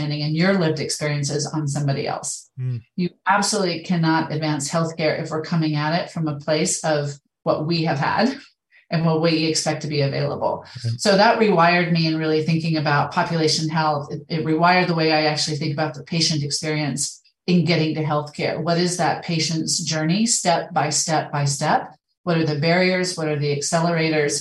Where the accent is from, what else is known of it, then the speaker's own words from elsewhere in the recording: Idaho, United States; moved away as an adult; also born or lived in Middle East / Montana; now in Canada; I'm from Idaho. I've been living in Idaho. I kind of grew up in the West.